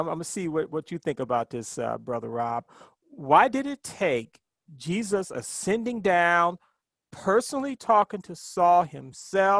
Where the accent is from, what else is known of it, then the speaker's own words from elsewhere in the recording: Ohio, United States; now in New York, United States; when I was a kid growing up in Ohio